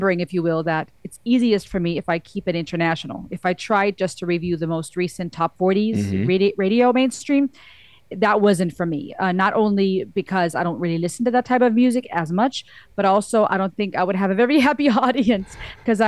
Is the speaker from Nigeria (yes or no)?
no; Germany; now in United States; I'm half Cuban, half German. I was born and raised in Germany. I live in the States now